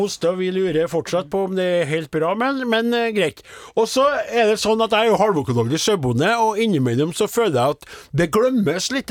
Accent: Namdalen, Trøndelag, Norway; moved away; mens jeg var hjemme i Namdalens land

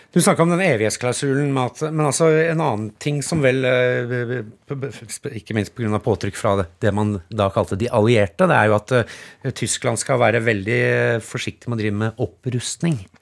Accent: Norway

